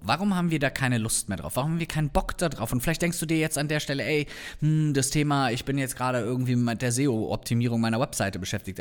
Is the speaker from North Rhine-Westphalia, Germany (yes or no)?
yes; North Rhine-Westphalia, Germany; komme ich ja hier aus der Ecke